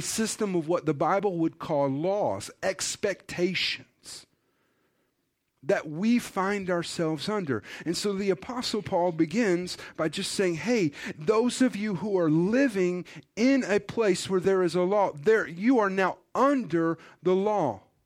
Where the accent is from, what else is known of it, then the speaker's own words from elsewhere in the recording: United States; as an American